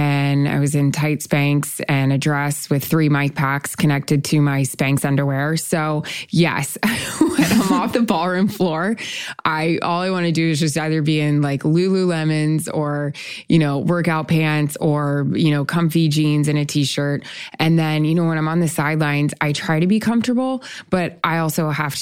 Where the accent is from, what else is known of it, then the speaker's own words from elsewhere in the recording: Tampa, Florida, United States; I'm from Tampa Bay